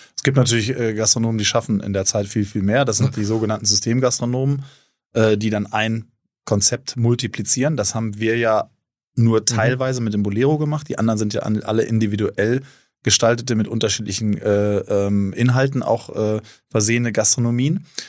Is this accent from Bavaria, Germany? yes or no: no; North Rhine-Westphalia, Germany; also born or lived in Cape Town; now in Hamburg, Germany; Ich bin eigentlich Ostwestfale.